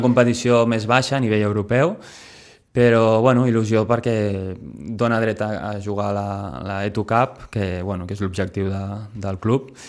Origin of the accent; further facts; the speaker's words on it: Sitges, Catalonia, Spain; moved away; cada cop que vinc aquí al meu poble